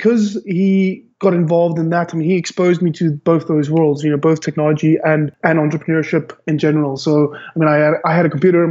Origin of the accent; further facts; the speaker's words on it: Cape Town, Western Cape, South Africa; I'm from born and bred Cape Town, South Africa